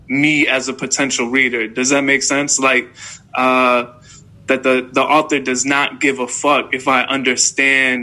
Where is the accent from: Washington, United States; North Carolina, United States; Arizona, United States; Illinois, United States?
Illinois, United States; Chicago; I'm from Chicago.